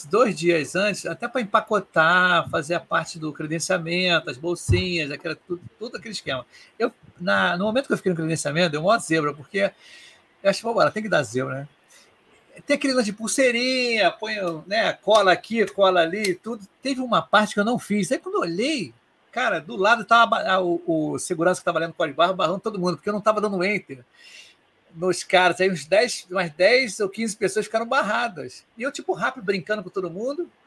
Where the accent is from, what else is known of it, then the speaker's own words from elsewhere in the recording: Rio de Janeiro, Brazil; eu sou do Rio. Aqui no Rio tem poucos eventos de agilidade.